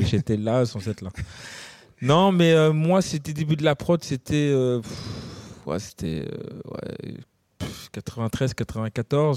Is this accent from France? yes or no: yes; Gennevilliers, Île-de-France, France; on vient de Gennevilliers